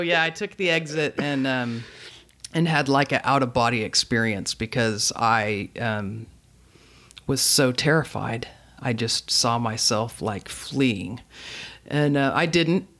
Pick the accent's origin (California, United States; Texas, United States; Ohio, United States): Texas, United States; Dallas; moved away as an adult; also born or lived in Fayetteville, Arkansas; now in Austin, United States; I was born and raised in Dallas